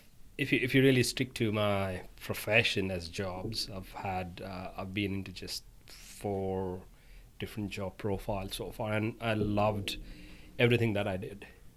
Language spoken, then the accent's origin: English; India; now in Australia; I'm from India.